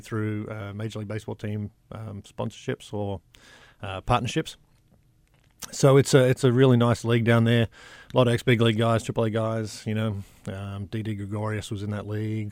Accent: Sydney, New South Wales, Australia; now in Hot Springs, United States; I grew up in Sydney, a small town piece of Sydney

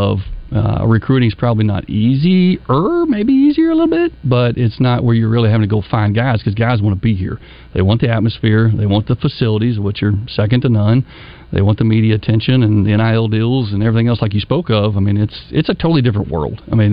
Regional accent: Springdale, Arkansas, United States; also born or lived in Birmingham, Alabama; now in Benton, United States; I grew up in Springdale.

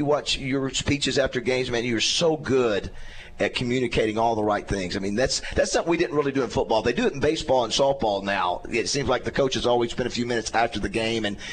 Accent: Panama City, Florida, United States; now in Arkansas, United States; I'm not from here. I'm from Panama City, Florida

